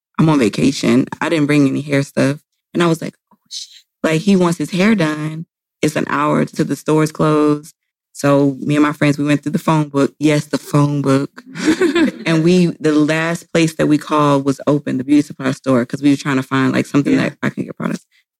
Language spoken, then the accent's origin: English; the South, United States; I'm from the South. So we love …, …